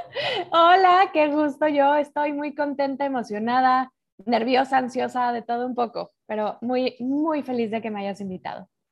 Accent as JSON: {"language": "Spanish", "region": "Mexico City", "country": "Mexico", "tie": "born or raised there", "moved": "as an adult", "lives_now": "Madrid, Spain", "said": "yo nací en Ciudad de México"}